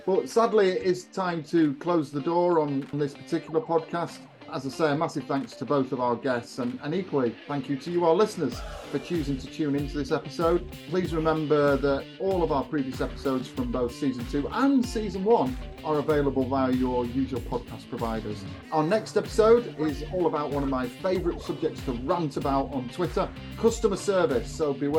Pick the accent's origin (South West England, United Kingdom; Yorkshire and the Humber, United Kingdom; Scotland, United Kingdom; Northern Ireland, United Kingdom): Yorkshire and the Humber, United Kingdom; I'm from Yorkshire